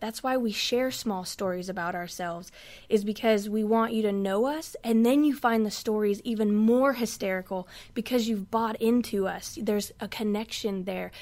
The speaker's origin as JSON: {"language": "English", "region": "West Coast", "country": "United States", "moved": "yes", "said": "now I'm from the West Coast"}